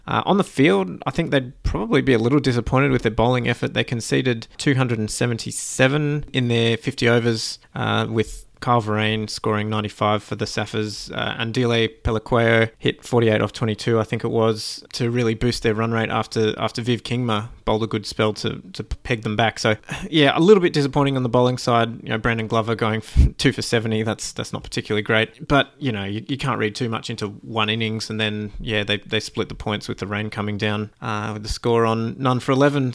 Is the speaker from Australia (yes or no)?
yes; Australia; as an Australian